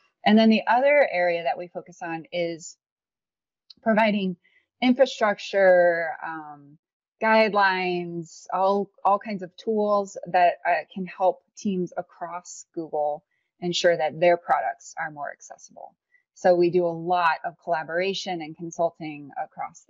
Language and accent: English; Illinois, United States; moved away; also born or lived in St. Louis, Missouri; I was born in St. Louis, but raised in Illinois most of my life.